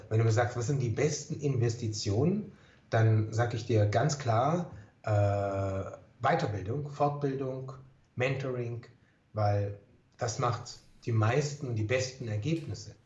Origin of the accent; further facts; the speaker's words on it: Germany; bei uns in Deutschland